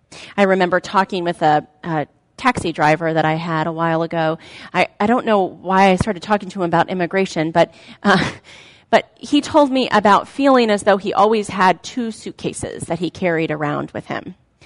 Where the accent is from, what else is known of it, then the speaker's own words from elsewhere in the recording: United States; For those of us who were born as American citizens and who perhaps have an immigration story that is several generations back, as mine is